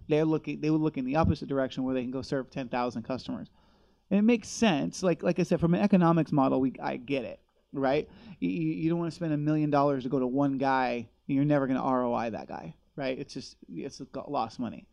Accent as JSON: {"language": "English", "town": "Los Angeles", "region": "California", "country": "United States", "tie": "born or raised there", "moved": "yes", "said": "I grew up in grew up"}